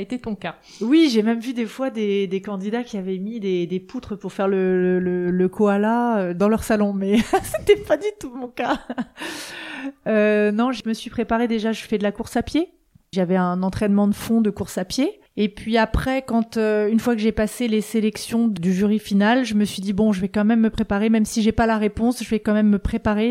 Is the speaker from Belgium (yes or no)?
no; eastern France, France; now in Vannes, France; j'habite à Vannes depuis 20 euh, ans, mais je suis originaire de l'Est de la France